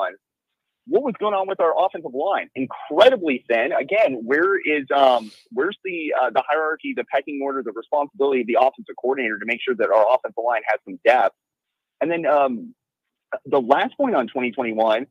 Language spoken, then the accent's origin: English; Southern California, United States; I'm from Southern California